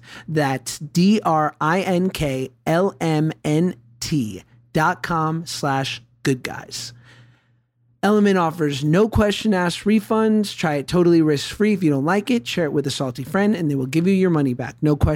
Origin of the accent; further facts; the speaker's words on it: New York, United States; growing up in New York like I did